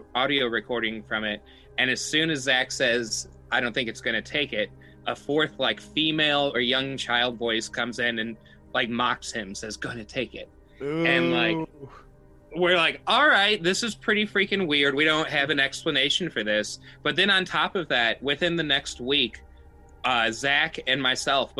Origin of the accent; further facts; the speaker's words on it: Somerset, Kentucky, United States; I grew up here in Somerset, Kentucky, and it's a super small town